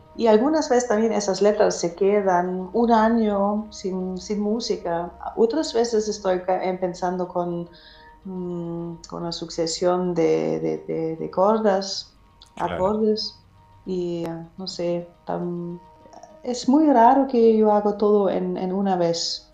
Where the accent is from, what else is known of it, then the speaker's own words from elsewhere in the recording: Germany; Spanish is a second language; also born or lived in Madrid, Spain; soy cantautora alemana